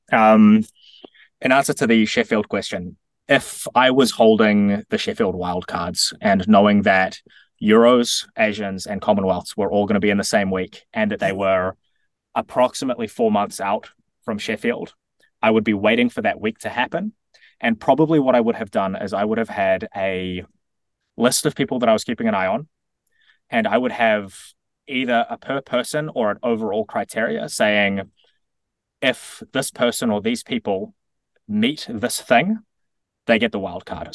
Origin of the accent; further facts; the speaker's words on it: New Zealand; as a New Zealander